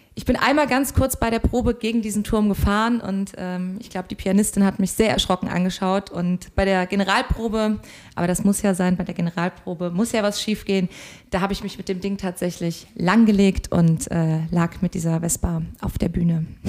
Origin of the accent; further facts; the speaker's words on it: Koblenz, Rhineland-Palatinate, Germany; moved away as an adult; also born or lived in Hamburg; ich komme eigentlich ursprünglich aus dem schönen Rheinland, nämlich aus Koblenz. Und dort bin ich ganz beschaulich zwischen Weinbergen und Rhein und Mosel aufgewachsen